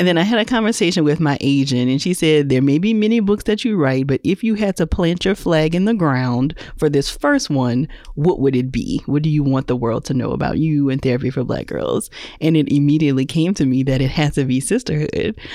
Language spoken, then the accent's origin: English; Louisiana, United States; now in Atlanta, United States; I'm in Atlanta, but I'm originally from Louisiana